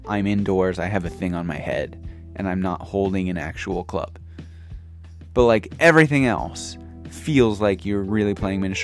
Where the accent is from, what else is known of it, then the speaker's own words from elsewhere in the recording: St. Louis, Missouri, United States; moved away as an adult; now in Japan; into like my 20s in St. Louis, growing up in St. Louis